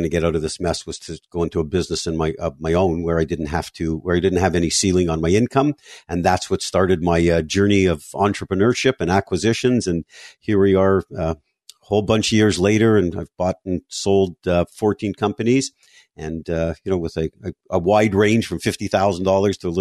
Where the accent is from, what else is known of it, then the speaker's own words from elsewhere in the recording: Montreal, Quebec, Canada; moved away as an adult; now in South Florida, United States; I grew up in Montreal, spent 35 years there before relocating to South Florida